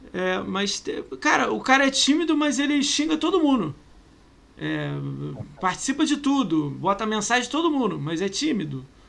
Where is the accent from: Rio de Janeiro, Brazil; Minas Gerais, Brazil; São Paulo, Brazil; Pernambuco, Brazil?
Rio de Janeiro, Brazil; Eu sou carioca